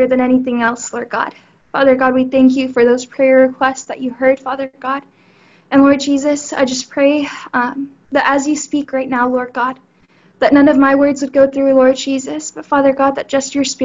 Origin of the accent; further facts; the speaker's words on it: Houston, Texas, United States; I am from Houston